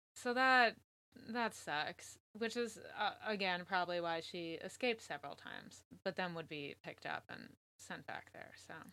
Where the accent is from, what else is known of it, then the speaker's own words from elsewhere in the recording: Connecticut, United States; I grew up in Connecticut